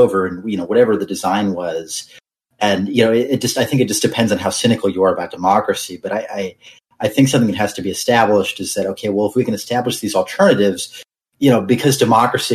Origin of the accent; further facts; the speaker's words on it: United States; I'm an American